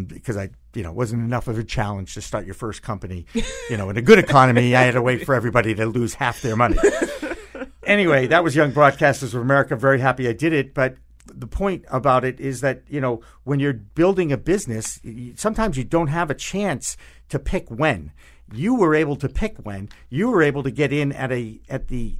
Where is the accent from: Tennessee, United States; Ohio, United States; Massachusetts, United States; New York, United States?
Massachusetts, United States; Newton; Newton, Massachusetts, my hometown.